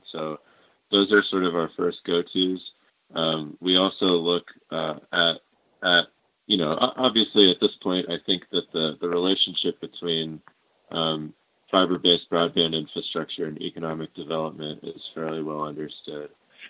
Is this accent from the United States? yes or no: yes; Colorado, United States; something like in my home state of Colorado, there's something along the lines of 200 internet service providers.